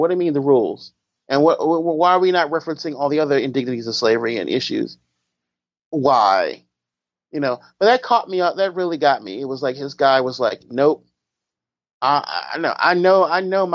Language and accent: English; United States; I'm from America